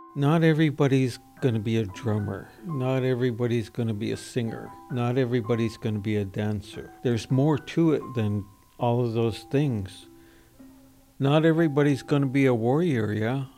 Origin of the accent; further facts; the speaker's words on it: Nooksack River, Washington, United States; I grew up, lived in the fishing village here on the Nooksack River